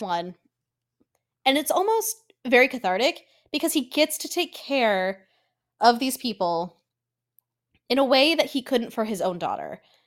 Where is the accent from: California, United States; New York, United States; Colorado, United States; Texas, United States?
Colorado, United States; I'm from Colorado